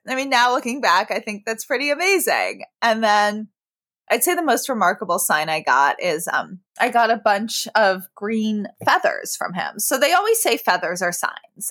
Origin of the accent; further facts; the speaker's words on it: New York, United States; I grew up in New York